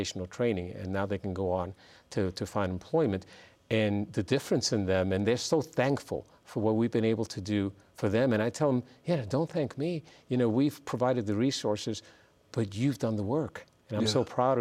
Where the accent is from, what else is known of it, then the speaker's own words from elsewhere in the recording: New York City, New York, United States; now in San Diego, United States; I grew up in the South Bronx as well.